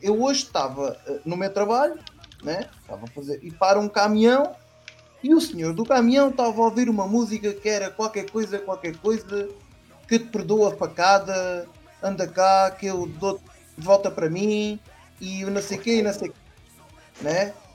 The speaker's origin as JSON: {"language": "Portuguese", "region": "Setúbal", "country": "Portugal", "tie": "born or raised there", "said": "da minha terra, de Setúbal"}